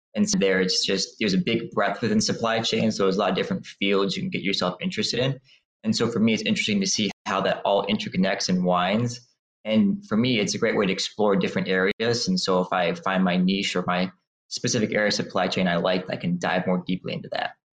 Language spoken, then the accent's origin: English; Midland, Michigan, United States; I grew up in a small town called Midland, Michigan